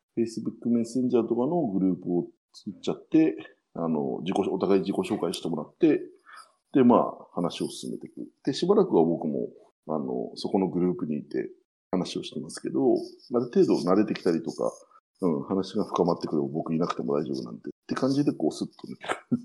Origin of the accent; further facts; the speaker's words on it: Hakodate, Hokkaido, Japan; 地元の函館だと、まあ IT 系で、まあ地域面白くしようぜみたいな形でやっているコード4函館っていう団体ですね。